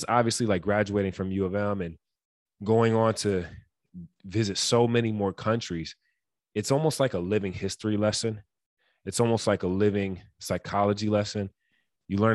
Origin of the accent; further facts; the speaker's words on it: Detroit, Michigan, United States; growing up in Detroit